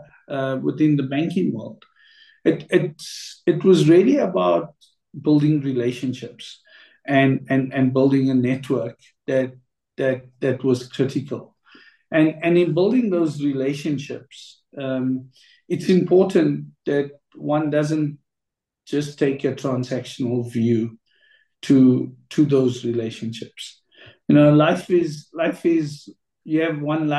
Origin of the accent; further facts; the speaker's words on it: South Africa; also born or lived in Abuja, Nigeria; as a South African, moving into a country like Nigeria